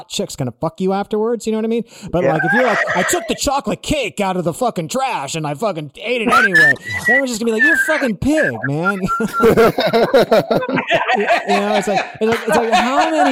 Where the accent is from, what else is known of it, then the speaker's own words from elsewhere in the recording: West Hollywood, California, United States; also born or lived in Malibu; Like I literally grew up in West Hollywood. I grew up in West Hollywood.